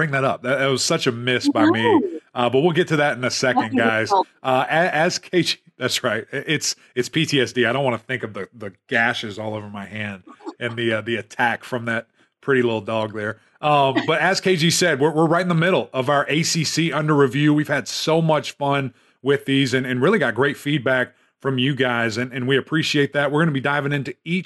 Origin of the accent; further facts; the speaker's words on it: the Carolinas, United States; moved away; also born or lived in Alabama / Tennessee; growing up in the Carolinas and born in Alabama, been in Tennessee for a lot of years